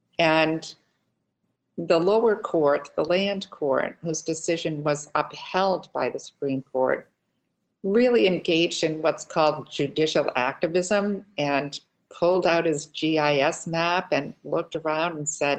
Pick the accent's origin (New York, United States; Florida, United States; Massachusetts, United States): Massachusetts, United States; Plymouth; I first got involved in Plymouth, my hometown